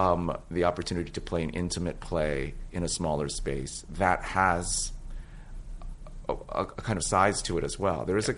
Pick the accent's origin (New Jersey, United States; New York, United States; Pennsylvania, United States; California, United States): California, United States; San Francisco; Which is my hometown, And actually, that played some kind of a role in it. Lauren and I are both from San Francisco.